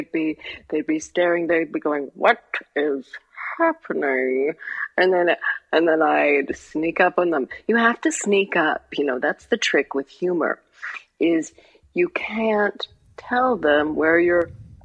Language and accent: English; United Kingdom; I have a British sister, so I have a British niece. I am British.